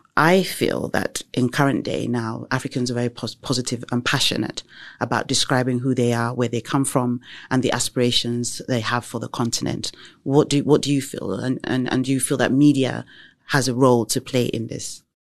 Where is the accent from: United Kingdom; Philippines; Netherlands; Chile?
United Kingdom; England; I was born and raised in the U K